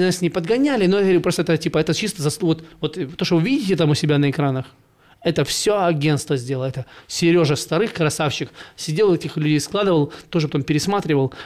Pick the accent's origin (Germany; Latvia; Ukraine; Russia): Ukraine; now in Almaty, Kazakhstan; я ж с Украины